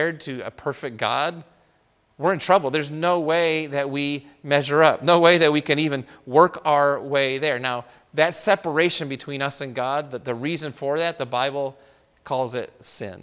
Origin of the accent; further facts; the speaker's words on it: United States; we grew up in the United States.